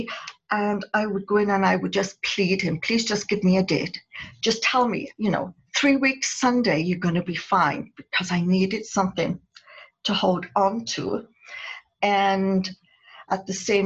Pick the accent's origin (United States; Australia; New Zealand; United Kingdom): United Kingdom; moved away; I'm a Brit. And so we always have to look our best whenever we go out. That's something we were brought up to do as children